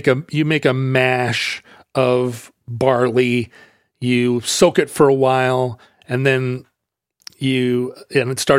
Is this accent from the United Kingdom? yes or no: yes; Wales, United Kingdom; as a Welsh person, I feel like